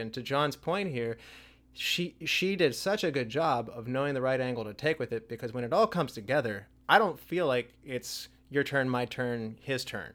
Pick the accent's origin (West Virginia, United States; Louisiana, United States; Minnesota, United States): West Virginia, United States; Charleston; Chad and I, we grew up in Charleston, West Virginia